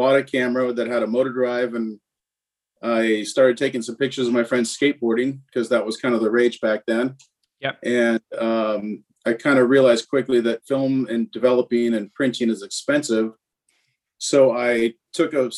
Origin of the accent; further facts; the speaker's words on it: California, United States; I was born in California and raised in California